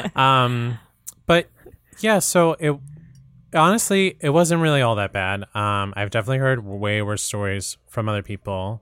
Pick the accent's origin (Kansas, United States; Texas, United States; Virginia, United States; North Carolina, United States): Virginia, United States; Portsmouth; I'm originally from Virginia, this mm. really mm-hmm. small town called Portsmouth, Virginia.